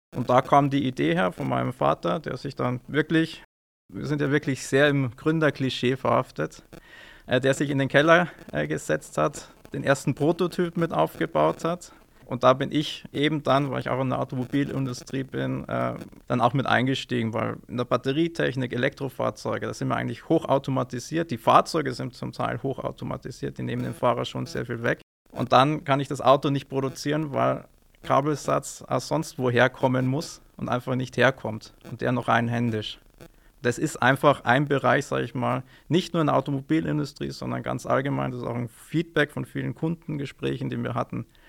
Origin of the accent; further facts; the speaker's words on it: Neumarkt in der Oberpfalz, Bavaria, Germany; moved away as an adult; also born or lived in Münster / Munich / Ingolstadt; now in Amberg, Germany; Ich selbst bin gebürtiger Neumarkter